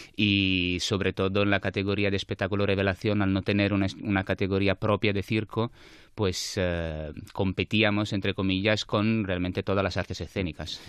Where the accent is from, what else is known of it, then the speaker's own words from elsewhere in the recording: Naples, Campania, Italy; Spanish is a second language; moved away as an adult; also born or lived in Madrid; now in Barcelona, Spain; soy napolitano, sí. Aunque lleve 15 años aquí